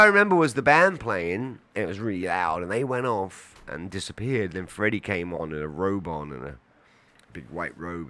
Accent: London, United Kingdom; moved away; North London, where I grew up, it was a big Jamaican population

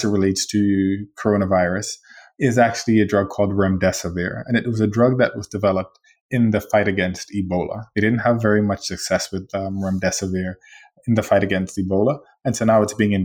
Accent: Bahamas; moved away; I'm from the Bahamas, and we are a country that has liberty

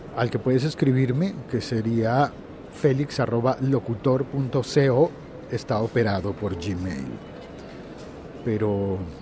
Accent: Colombia; en mi país

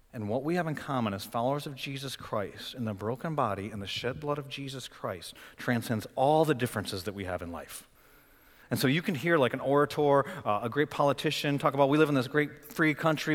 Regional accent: Flint, Michigan, United States; now in Raleigh, United States; I'm from Flint, Michigan.

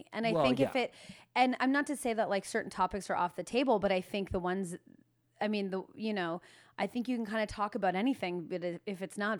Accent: Alliston, Ontario, Canada; Alliston, Ontario. Potato Town.

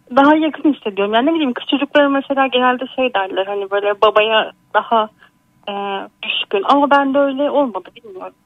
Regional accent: Bursa, Turkey; 30 yaşındayım. Bursalıyım.

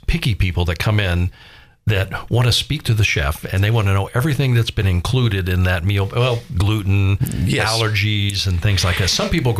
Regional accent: Florida, United States; moved away; I grew up in Florida.

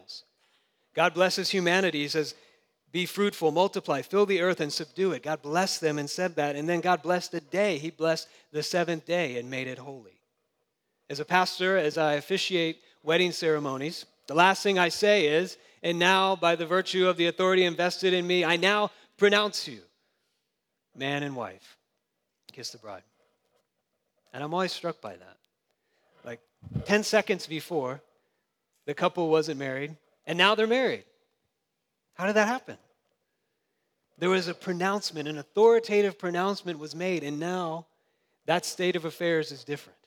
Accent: Jacksonville, Florida, United States; I grew up in Jacksonville, and that's kind of the South

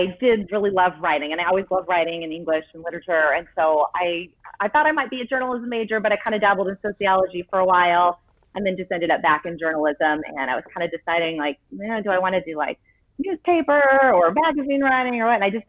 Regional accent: Gilbert, Arizona, United States; also born or lived in Tucson, Arizona / Medford, Oregon; I'm from Gilbert, Arizona, which is a suburb of Phoenix. So I grew up here.

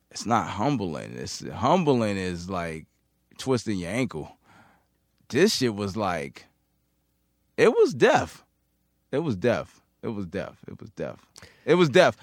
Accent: New York City, New York, United States; I'm from Queens

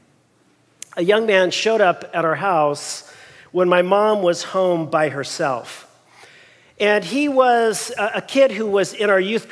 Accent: Long Beach, California, United States; we were born and raised in Long Beach

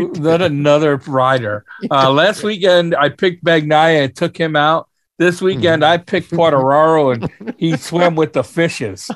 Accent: United States; as an American

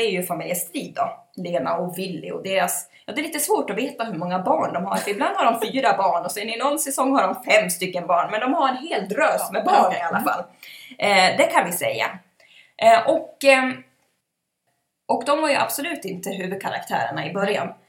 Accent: Ludvika, Dalarna County, Sweden; vi är ju från Ludvika.

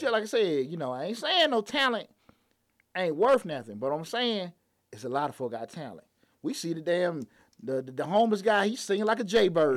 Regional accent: Atlanta, Georgia, United States; growing up on Bankhead. I wanted to work downtown

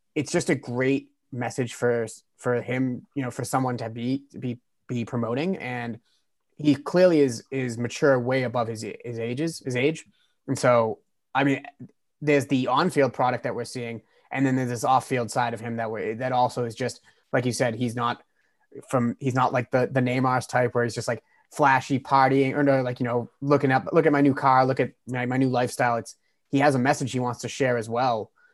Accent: United States; as an American fan

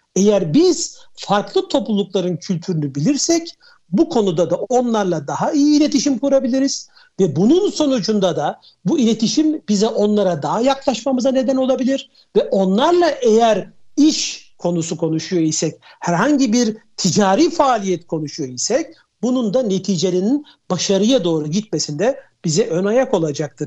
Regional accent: Turkey; also born or lived in Switzerland; bir Türk olarak

